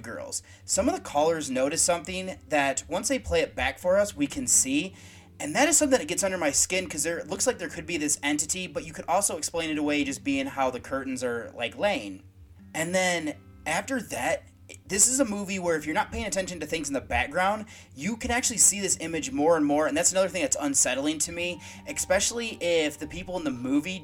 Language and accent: English; United States; growing up in the United States when I did